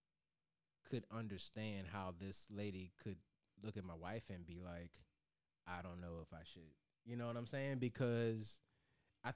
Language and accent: English; New Kent County, Virginia, United States; I grew up in New Kent County, Virginia